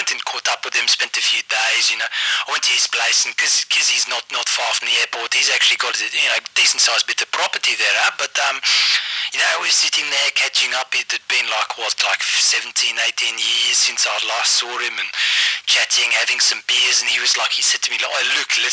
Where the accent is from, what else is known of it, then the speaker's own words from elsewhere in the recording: Johannesburg, Gauteng, South Africa; I just got back to Joburg, home country.